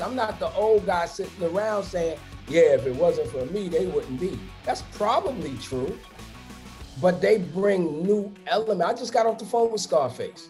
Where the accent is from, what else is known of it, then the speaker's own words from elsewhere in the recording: New York City, New York, United States; I'm from Brooklyn.